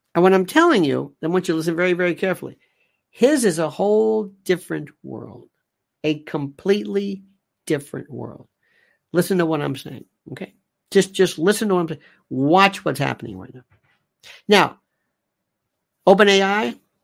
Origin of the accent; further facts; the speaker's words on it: United States; I am an American